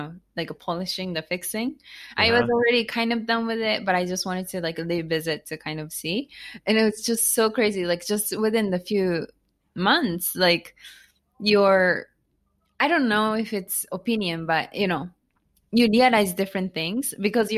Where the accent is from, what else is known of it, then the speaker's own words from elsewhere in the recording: Japan; English is a second language; moved away as an adult; also born or lived in United States; now in Tokyo, Japan; I was born and raised in Japan, not Tokyo.